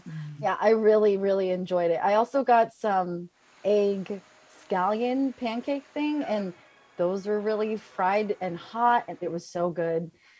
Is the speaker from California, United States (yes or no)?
yes; San Francisco, California, United States; I grew up in the Clement district of San Francisco, where there's a lot of different Asian cuisines.